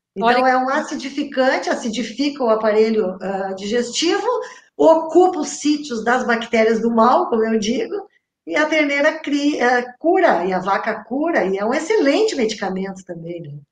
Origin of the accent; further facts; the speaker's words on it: Brazil; eu que sou do interior do interior de São Lourenço